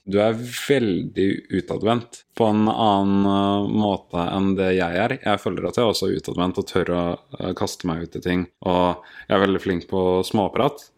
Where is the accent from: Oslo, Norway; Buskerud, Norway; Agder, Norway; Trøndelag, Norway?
Oslo, Norway; jeg er født og oppvokst på Ekeberg her i Oslo